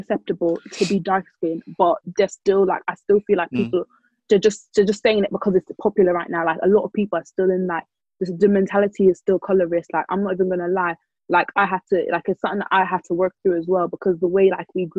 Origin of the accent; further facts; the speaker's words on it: Ireland; cause obviously I grew up in Ireland